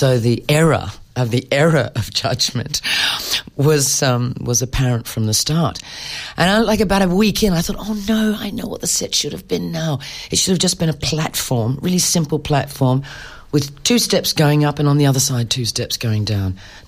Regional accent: Perth, Western Australia, Australia; moved away as an adult; I grew up in Perth.

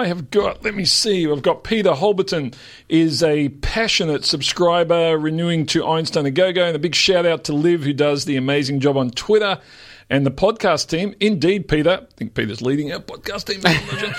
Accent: Melbourne, Victoria, Australia; I grew up in Yarraville, right next door. Went to school in Kingsville.

